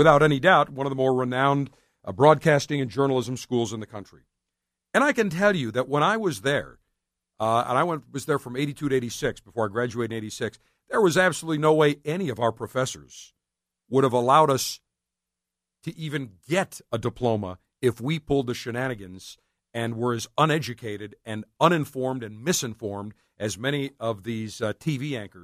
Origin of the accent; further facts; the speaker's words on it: Buffalo, New York, United States; moved away; my hometown of Buffalo, New York